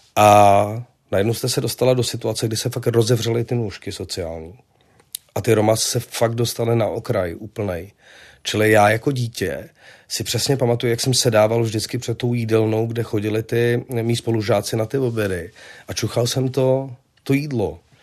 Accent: Prague, Czechia; also born or lived in Vinohrady, Prague; já jsem vyrůstal na Žižkově

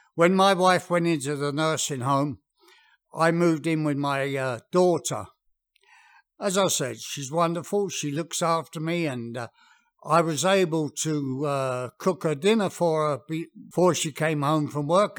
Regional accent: England, United Kingdom; moved away; being English, we had a very, very English garden.

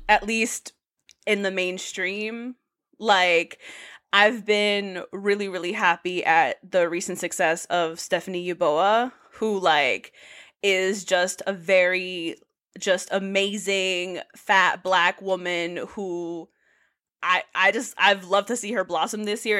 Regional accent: New York City, New York, United States; moved away as an adult; now in Providence, United States; I'm originally from the Bronx. Um, I just moved to Providence about a year ago for grad school

